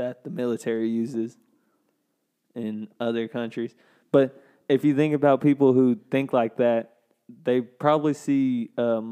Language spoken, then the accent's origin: English; the South, United States; growing up in the South